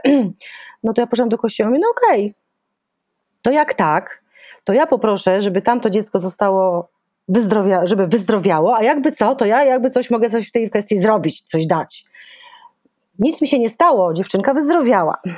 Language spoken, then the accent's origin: Polish; Szczecin, West Pomeranian Voivodeship, Poland; moved away as an adult; ja jestem szczecinianką i, i przez pierwsze 20 lat y, tam mieszkałam.